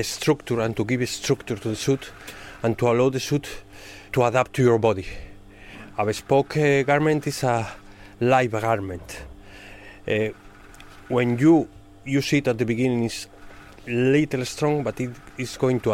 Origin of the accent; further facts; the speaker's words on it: Spain; English is a second language; moved away as an adult; now in Hull, United Kingdom; I'm from Spain.